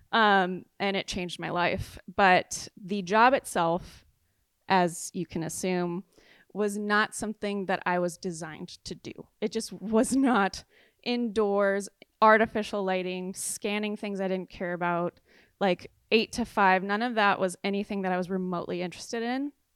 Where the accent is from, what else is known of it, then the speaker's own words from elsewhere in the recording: San Clemente, California, United States; moved away as an adult; also born or lived in Chicago; I'm from San Clemente